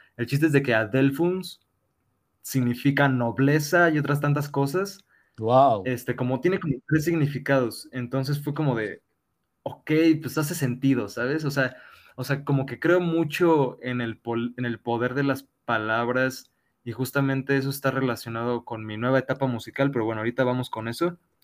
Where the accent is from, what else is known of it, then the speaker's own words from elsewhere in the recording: Mexico; sufrimos como sociedad mexicana